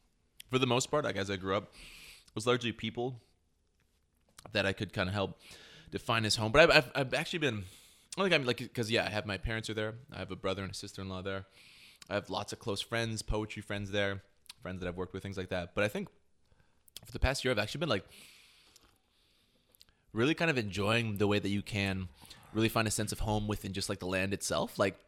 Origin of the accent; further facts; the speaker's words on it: Mongolia; also born or lived in Hong Kong / North Africa / Canada; now in Saskatoon, Canada; born in Hong Kong, grew up in Mongolia, North Africa. And in between that, I kind of was back in Canada. Now I've been there in Saskatoon for 8 years